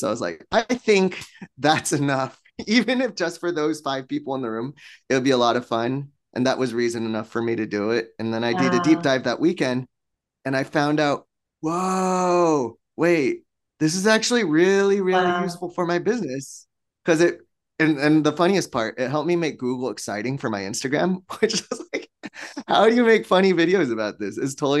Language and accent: English; Torrance, California, United States; born there; I was born here in Torrance, right?